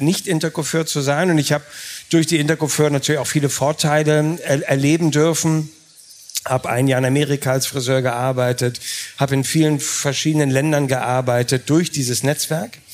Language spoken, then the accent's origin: German; Hamburg, Germany; als Hamburger